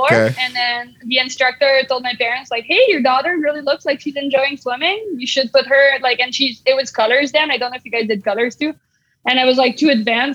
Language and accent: English; Canada; as a Canadian